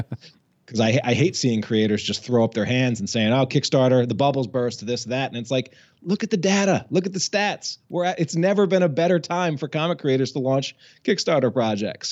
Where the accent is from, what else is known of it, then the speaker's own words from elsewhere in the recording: Albany, New York, United States; moved away as an adult; also born or lived in Washington, D.C.; now in Massachusetts, United States; I grew up in Albany, New York, um, which is you know the capital city of uh, of sort of upstate New York